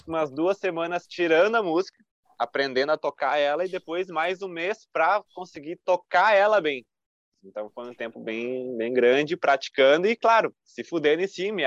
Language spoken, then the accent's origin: Portuguese; Caxias do Sul, Rio Grande do Sul, Brazil; sou de Caxias, da Serra Gaúcha